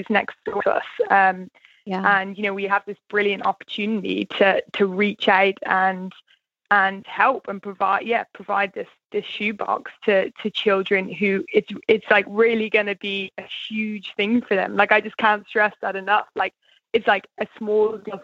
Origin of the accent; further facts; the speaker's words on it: Ireland; as the Irish people